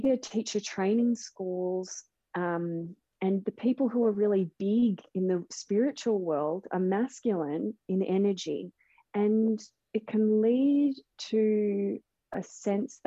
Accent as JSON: {"language": "English", "town": "Melbourne", "region": "Victoria", "country": "Australia", "tie": "born or raised there", "said": "Melbourne, which is my hometown, Melbourne, Australia."}